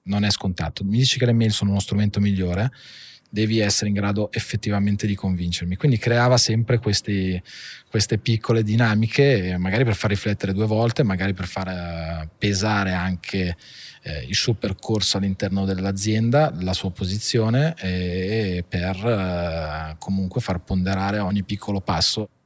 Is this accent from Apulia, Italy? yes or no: no; Monza, Lombardy, Italy; also born or lived in Milan / Paris / Argentina; io sono nato a Milano alla fine ho sempre vissuto a Monza